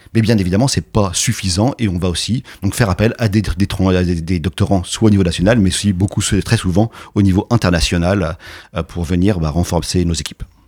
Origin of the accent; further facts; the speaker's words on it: France; chez nous en France